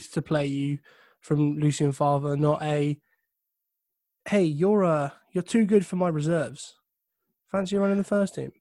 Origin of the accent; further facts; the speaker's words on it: England, United Kingdom; I'm English